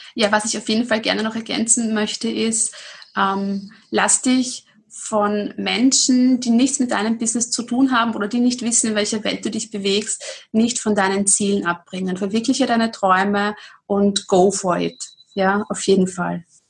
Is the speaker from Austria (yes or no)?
yes; Austria